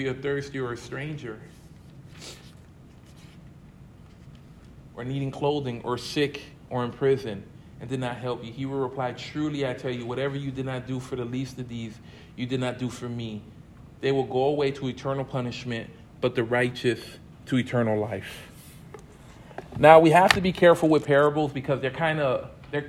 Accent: United States; growing up in the States

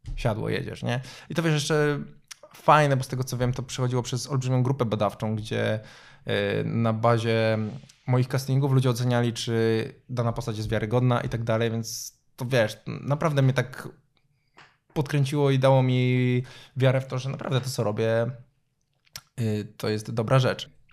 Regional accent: Dębica, Subcarpathian Voivodeship, Poland; ja pochodzę z Dębicy.

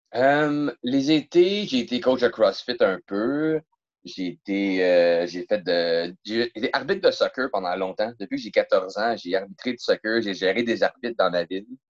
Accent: Rosemère, Quebec, Canada; je viens de Rosemère

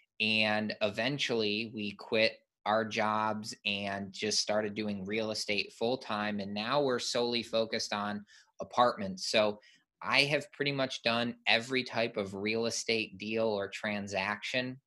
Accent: Michigan, United States; I grew up in Michigan and played ice hockey growing up

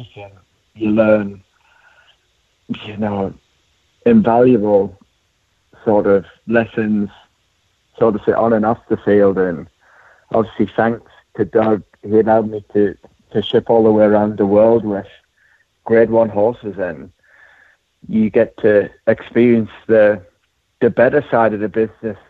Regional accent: Durham, North East England, United Kingdom; moved away; also born or lived in Louisville, Kentucky; I'm from Durham, England, and went to University of Louisville

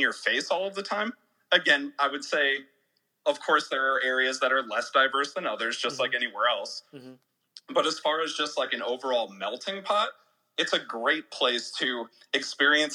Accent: Evanston, Illinois, United States; also born or lived in Chicago; now in Portland, United States; So I was born in Evanston, which is on the north side where Northwestern University is.

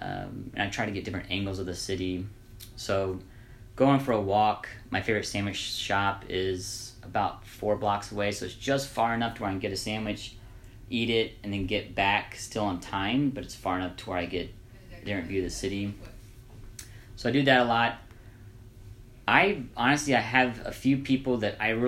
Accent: Evansville, Indiana, United States; I'm from Evansville, Indiana.

